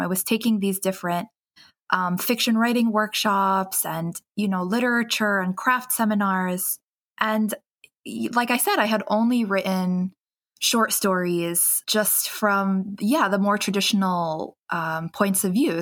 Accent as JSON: {"language": "English", "town": "New York City", "region": "New York", "country": "United States", "tie": "born or raised there", "said": "my hometown, which is um, Queens, New York"}